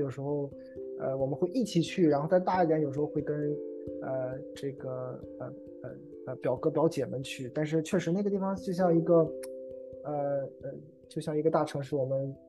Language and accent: Chinese; Qingdao, Shandong, China; 我出生在呃山东青岛，呃，然后呃黄岛区，然后在那个时候我出生的时候，那个我们的呃我的家乡其实还是一个呃刚刚刚刚呃呃可能改革开放